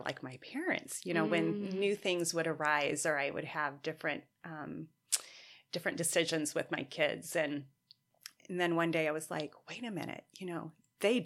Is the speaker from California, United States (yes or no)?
no; Indiana, United States; moved away; I was raised in Indiana